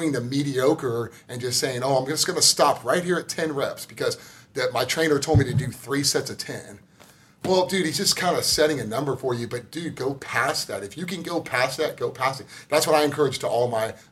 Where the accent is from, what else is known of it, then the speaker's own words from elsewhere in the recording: Tomball, Texas, United States; I grew up in Tomball, Texas, outside of Houston.